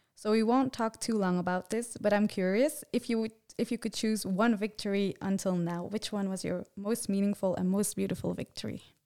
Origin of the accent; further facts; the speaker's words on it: Belgium; English is a second language; I am from Belgium